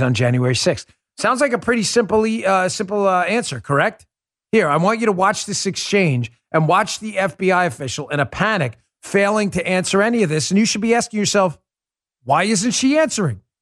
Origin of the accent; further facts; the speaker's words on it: New York City, New York, United States; growing up in Queens.